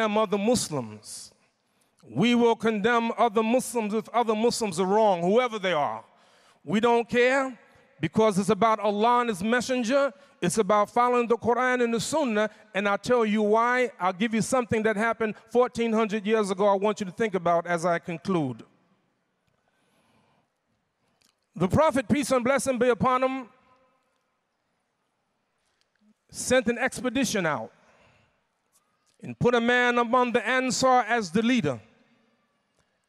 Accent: United States; I'm from United States, America

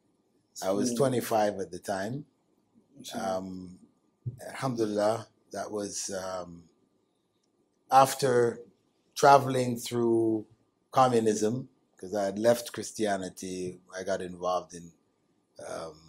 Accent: Canada; I grew up in Canada

